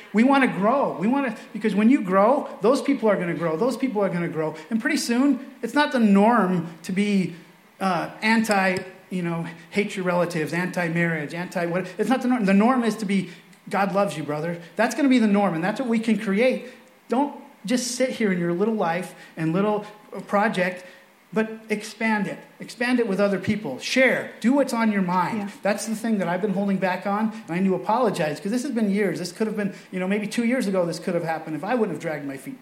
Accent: Bonners Ferry, Idaho, United States; also born or lived in Venice, California; So we moved from Venice, California to northern Idaho, a place called Bonner's Ferry.

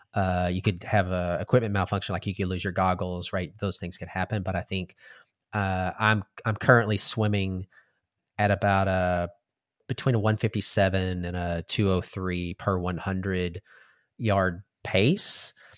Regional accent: Texas, United States; growing up in Texas, we were trained or, uh, you ate everything on your plate, right? That's just how we were raised

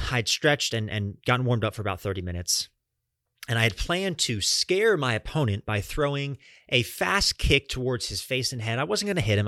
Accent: Atlanta, Georgia, United States; also born or lived in Fort Lauderdale, Florida / Fort Myers, Florida; Atlanta has been home to me and my family over the last twenty-two years.

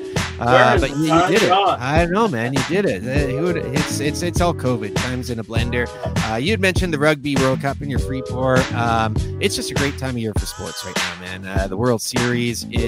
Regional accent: Victoria, British Columbia, Canada; now in Vancouver, Canada; being from Victoria and growing up in Victoria

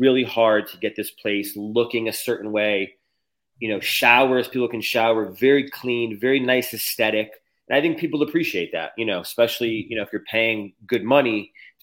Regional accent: Connecticut, United States; moved away as an adult; also born or lived in California / Cleveland, Ohio / Texas; now in Florida, United States; I'm from Connecticut. I moved to California in 2015. Then I moved to Cleveland, Ohio. Then I moved to Texas in 2020.

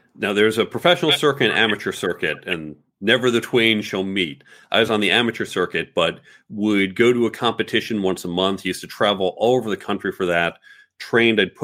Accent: United States; also born or lived in New York City / Chicago suburbs, Illinois / Manhattan, New York; born in New York City, but grew up primarily in the suburbs of New York and suburbs of Chicago

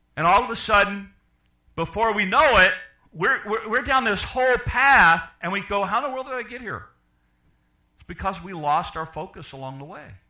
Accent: Chicago, Illinois, United States; I'm from Chicago.

